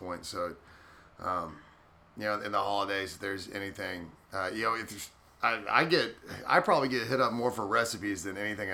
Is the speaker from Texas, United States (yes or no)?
yes; Texas, United States; I'm Texan